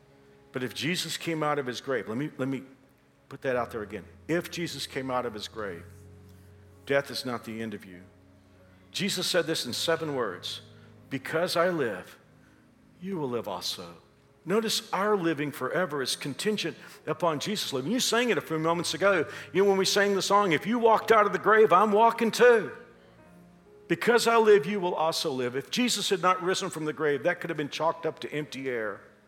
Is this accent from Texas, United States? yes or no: yes; Texas, United States; moved away as an adult; And even though I've been here for so many years, Paul knew I came from Texas, and he's always wanted to introduce Kansas to me